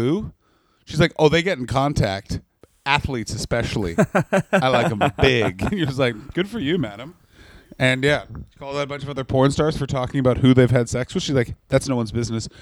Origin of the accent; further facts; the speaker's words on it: Ottawa, Ontario, Canada; I grew up in Ottawa, Canada